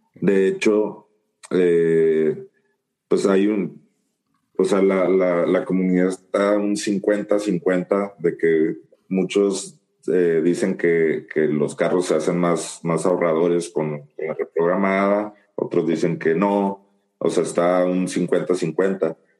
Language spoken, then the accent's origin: Spanish; Guasave, Sinaloa, Mexico; now in San Luis; yo soy de, de Guasave, Sinaloa, que queda a aproximadamente 1100, 1200 kilómetros de aquí, de, donde yo vivo, de San Luis